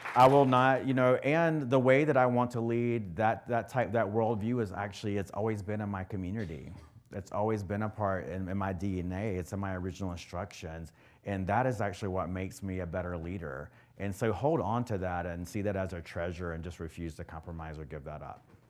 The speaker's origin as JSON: {"language": "English", "region": "the South", "country": "United States", "said": "I'm from the South, or the South, right?"}